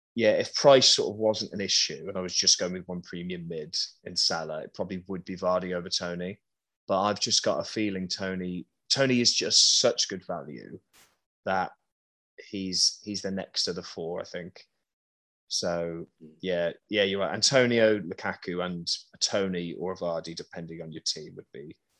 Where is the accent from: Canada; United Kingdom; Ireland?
United Kingdom; Birmingham, West Midlands; I was just raised in Birmingham